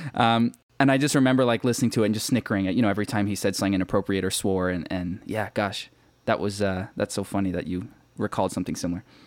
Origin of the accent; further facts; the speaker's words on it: Markham, Ontario, Canada; I grew up in Markham, which is a small suburb about thirty minutes northeast of Toronto in Canada.